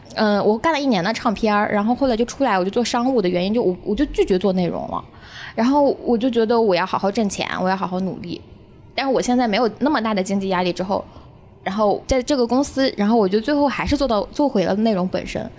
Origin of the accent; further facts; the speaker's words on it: Hunan, China; moved away as an adult; now in Beijing, China; 我作为一个湖南人，我在来北京之前我是没有看过戏的